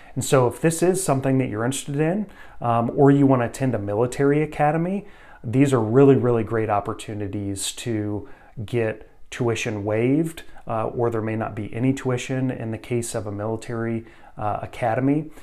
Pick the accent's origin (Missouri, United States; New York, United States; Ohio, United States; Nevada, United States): Missouri, United States; my home state, Missouri